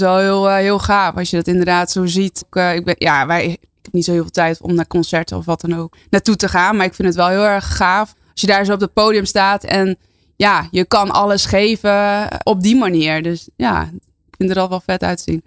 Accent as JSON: {"language": "Dutch", "area": "near Heerenveen", "region": "Friesland", "country": "Netherlands", "tie": "born or raised there", "said": "mijn hele familie woont daar en kom er ook vandaan. Dus geen import, maar ja, gewoon puur Fries."}